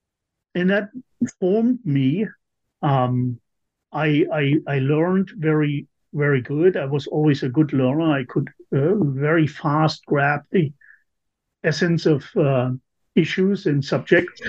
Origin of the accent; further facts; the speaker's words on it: East Germany, Germany; also born or lived in Hanover, Germany; now in United States; I grew up in East Germany